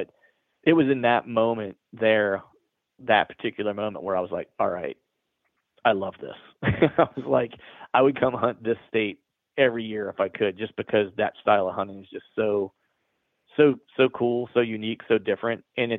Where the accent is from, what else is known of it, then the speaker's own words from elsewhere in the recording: Pennsylvania, United States; And I grew up in Central/Western PA. So I'm a huge Steeler fan.